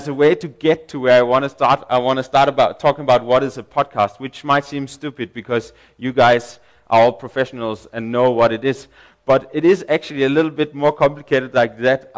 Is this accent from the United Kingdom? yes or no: no; Denmark; English is a second language; now in South Africa; I'm from Denmark.